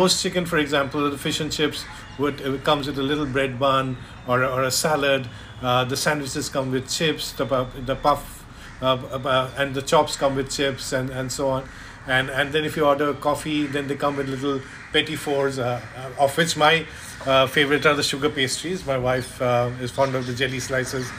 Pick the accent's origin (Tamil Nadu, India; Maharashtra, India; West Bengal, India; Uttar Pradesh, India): West Bengal, India; Kolkata; moved away as an adult; now in Mumbai, India; when I was growing up in Calcutta, so it's more when I came here 20 years back